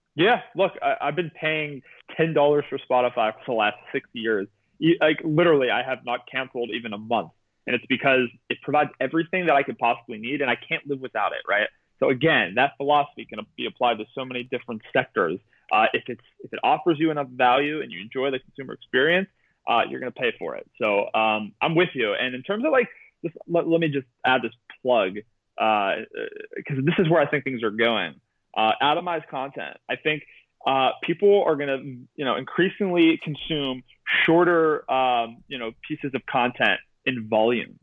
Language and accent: English; Pittsburgh, Pennsylvania, United States; I graduated with Wiz Khalifa. I'm from Pittsburgh